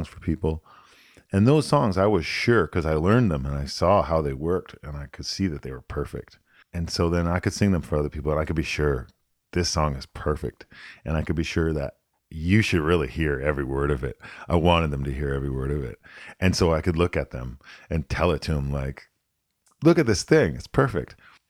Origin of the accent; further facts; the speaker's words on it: United States; born there; And I was born in the States. I spent a lot of time down here.